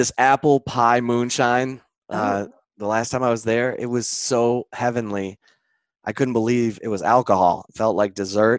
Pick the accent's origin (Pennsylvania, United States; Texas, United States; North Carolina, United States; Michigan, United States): Michigan, United States; actually, I'm from Michigan.